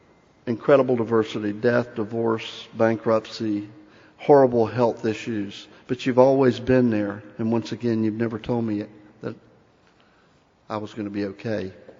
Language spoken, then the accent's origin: English; Cherokee Nation, United States; I alluded a few minutes ago that I come from the Cherokee Nation, and in that tongue, the word for thank you is wadu.